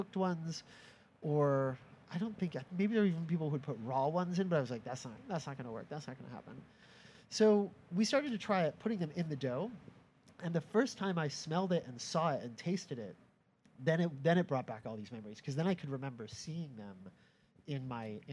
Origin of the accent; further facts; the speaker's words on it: Orange, Connecticut, United States; I grew up just outside New Haven in a little town called Orange